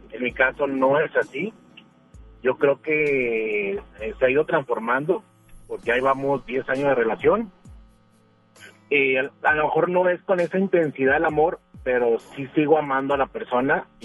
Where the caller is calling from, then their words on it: Guadalupe, Nuevo León, Mexico; Eh, de Guadalupe.